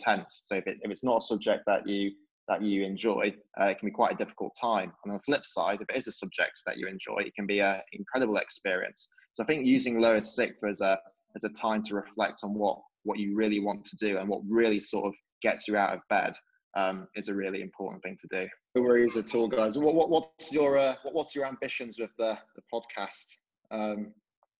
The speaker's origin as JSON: {"language": "English", "region": "Yorkshire and the Humber", "country": "United Kingdom", "tie": "born or raised there", "said": "when I was growing up in Yorkshire"}